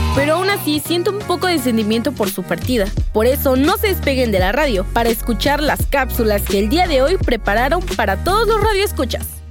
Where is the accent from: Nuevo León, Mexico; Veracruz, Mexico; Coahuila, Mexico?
Veracruz, Mexico